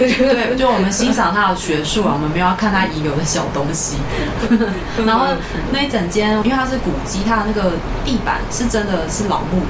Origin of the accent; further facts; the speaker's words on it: Taiwan; 因为我们台湾人可能不会特别想要去日本吃香蕉，